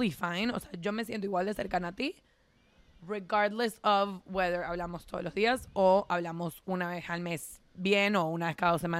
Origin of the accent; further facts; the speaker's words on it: Venezuela; moved away; porque yo me mudé de Venezuela cuando tenía